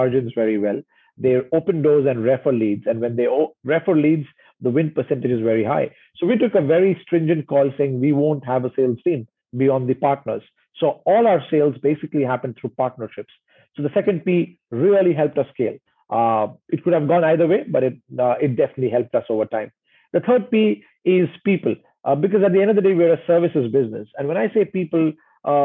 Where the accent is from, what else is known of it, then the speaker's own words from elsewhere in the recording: India; also born or lived in Indonesia; now in Singapore; growing up in India